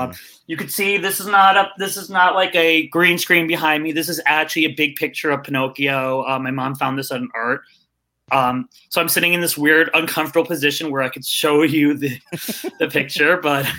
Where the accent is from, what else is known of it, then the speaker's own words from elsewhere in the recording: Jericho, New York, United States; now in Tucson, United States; I'm originally from New York, but I live in Tucson, Arizona.